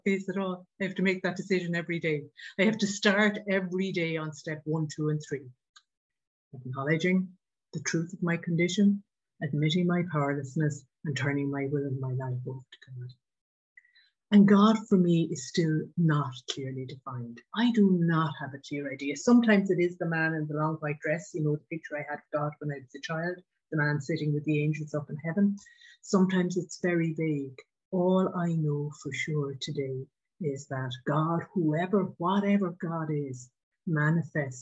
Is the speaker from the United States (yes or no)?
no; Ireland; I grew up in Ireland.